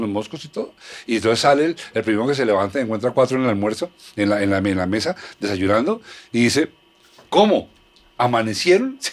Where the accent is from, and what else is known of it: Colombia